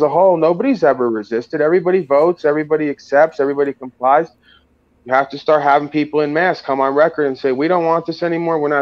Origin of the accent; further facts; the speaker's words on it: New York, United States; I'm from New York